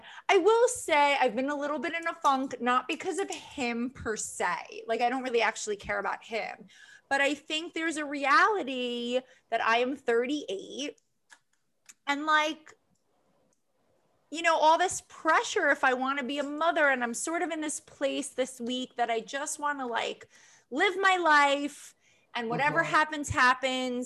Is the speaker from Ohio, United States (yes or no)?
no; East Meadow, New York, United States; also born or lived in Queens, New York; East Meadow, Long Island. Yeah, a little bit in Queens